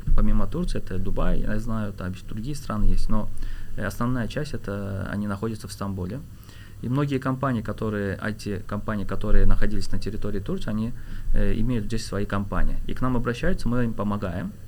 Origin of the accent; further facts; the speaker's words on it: Azerbaijan; now in Istanbul, Turkey; я так как э, азербайджанец